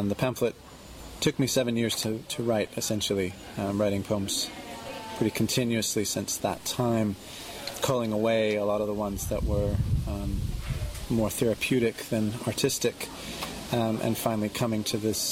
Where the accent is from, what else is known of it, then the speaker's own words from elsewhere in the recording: California, United States; moved away as an adult; now in London, United Kingdom; having been born and bred in California